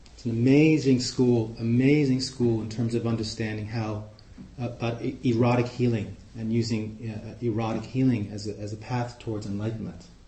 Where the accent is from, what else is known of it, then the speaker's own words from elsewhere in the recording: New York City, New York, United States; accent: Queens; also born or lived in Amsterdam, Netherlands; now in Oakland, United States; i grew up in Flushing, Queens